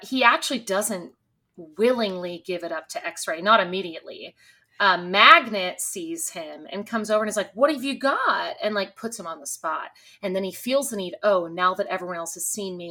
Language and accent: English; Texas, United States; growing up in Texas and like working on a ranch and stuff